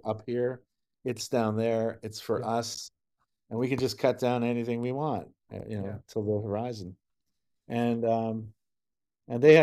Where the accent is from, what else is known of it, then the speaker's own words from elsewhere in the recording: Sudbury, Ontario, Canada; moved away; my hometown in Sudbury